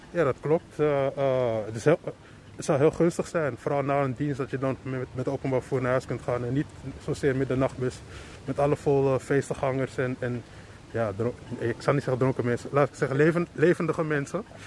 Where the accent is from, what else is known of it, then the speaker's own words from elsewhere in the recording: Amsterdam, North Holland, Netherlands; ik kom uit Amsterdam, getogen